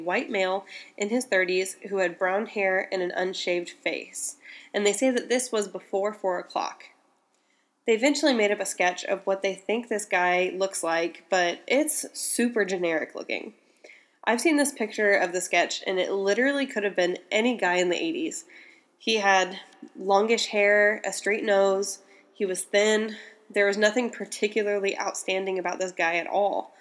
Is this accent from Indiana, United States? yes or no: yes; Indiana, United States; Indiana, my home state